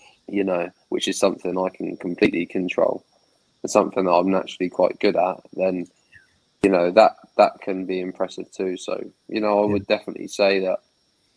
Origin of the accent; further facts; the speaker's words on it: Southampton, South East England, United Kingdom; I was born in Southampton, raised in Southampton